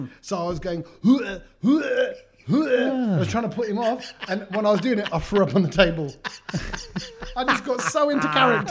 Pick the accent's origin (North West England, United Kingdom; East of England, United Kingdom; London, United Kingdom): London, United Kingdom; growing up in East Ham, East London.